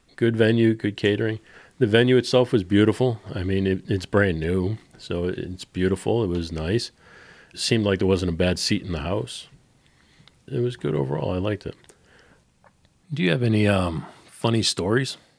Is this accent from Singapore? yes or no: no; Boston, Massachusetts, United States; I am a Bostonian through and through